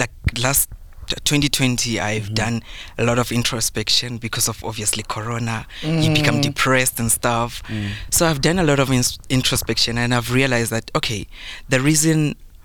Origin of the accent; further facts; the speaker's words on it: South Africa; I'm from Bush, Matsonga.